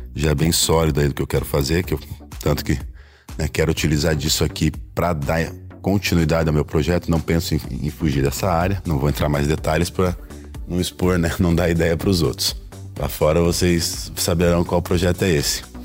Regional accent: Curitiba, Paraná, Brazil; Sou natural de Curitiba

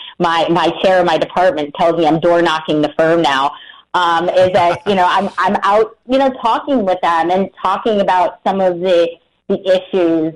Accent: Scranton, Pennsylvania, United States; growing up in Scranton, Pennsylvania

